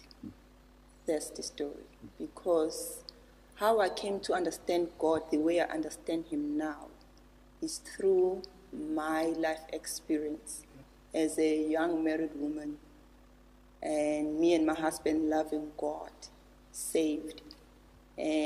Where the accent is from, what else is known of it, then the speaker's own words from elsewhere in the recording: Durban, KwaZulu-Natal, South Africa; I was born and bred here in Durban